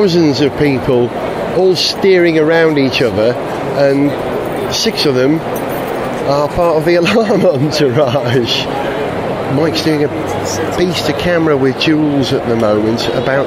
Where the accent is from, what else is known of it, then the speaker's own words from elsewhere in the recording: Wales, United Kingdom; I'm a Welshman in New York.